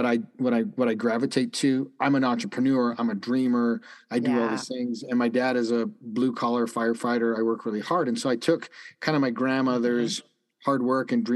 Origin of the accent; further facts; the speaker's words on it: Calgary, Alberta, Canada; moved away; The high school that I went to in Canada, I grew up in Calgary